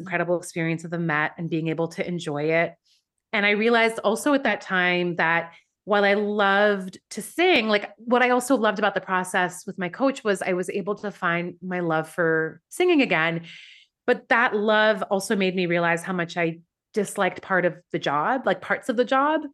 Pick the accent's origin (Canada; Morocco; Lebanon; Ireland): Canada; Vancouver, British Columbia; moved away as an adult; also born or lived in Iran; now in New York, United States; where I grew up in Vancouver